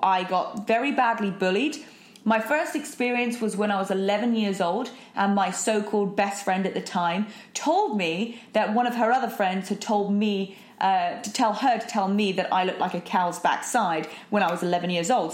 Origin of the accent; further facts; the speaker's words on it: United Kingdom; also born or lived in London; I'm British, so that we, we do typically speak very fast